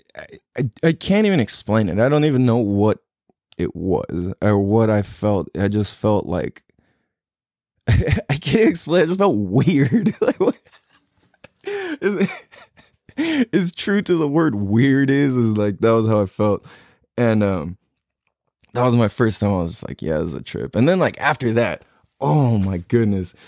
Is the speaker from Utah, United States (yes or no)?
no; San Diego, California, United States; I'm born and raised in California, t, uh, San Diego, California